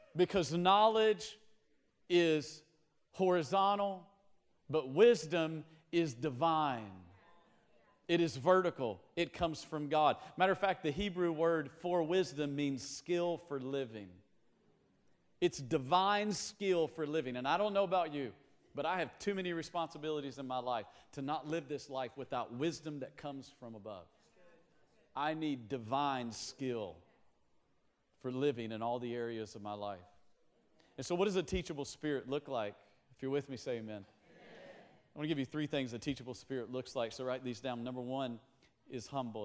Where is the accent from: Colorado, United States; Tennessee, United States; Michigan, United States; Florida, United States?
Tennessee, United States; we grew up in Tennessee